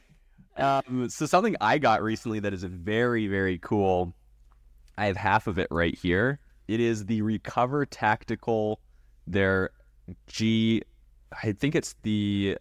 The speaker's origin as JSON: {"language": "English", "area": "West Coast in Canada", "region": "British Columbia", "country": "Canada", "tie": "born or raised there", "said": "I was raised on the West Coast in Canada"}